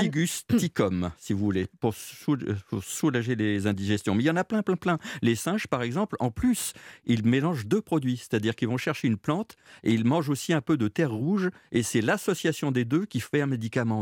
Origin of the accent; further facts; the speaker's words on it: Jura, Bourgogne-Franche-Comté, France; chez nous, dans le Jura